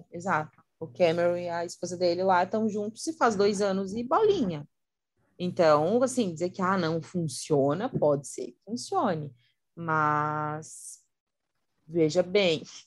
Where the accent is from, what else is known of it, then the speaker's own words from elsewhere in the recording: Santa Catarina, Brazil; sou de Santa Catarina